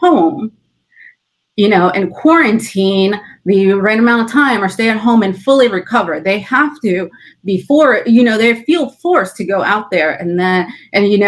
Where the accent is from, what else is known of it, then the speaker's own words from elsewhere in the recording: California, United States; moved away; I'm originally from California, that is where my family is based out